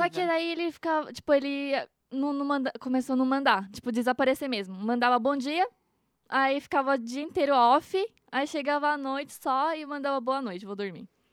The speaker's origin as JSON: {"language": "Portuguese", "town": "Mogi das Cruzes", "region": "São Paulo", "country": "Brazil", "also_born_or_lived": "Japan", "said": "eu sou de Mogi"}